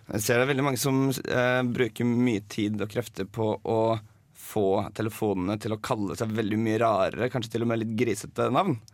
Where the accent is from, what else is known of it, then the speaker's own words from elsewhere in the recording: Drammen, Buskerud, Norway; moved away as an adult; now in Trondheim, Norway; Kommer fra Drammen